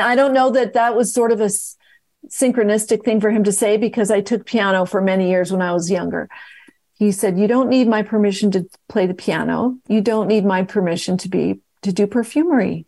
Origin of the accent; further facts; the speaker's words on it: West Coast, United States; moved away; also born or lived in New York City; back to the West Coast, 'cause that's where I was born, as you know, I'm from the West Coast